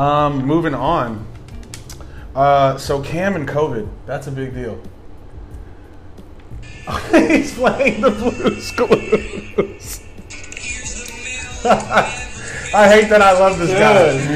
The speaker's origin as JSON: {"language": "English", "region": "Texas", "country": "United States", "said": "Dude, I'm from Texas too. That's crazy."}